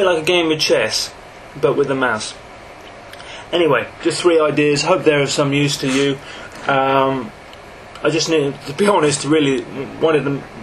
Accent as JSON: {"language": "English", "region": "England", "country": "United Kingdom", "said": "I'm English, 43 years old"}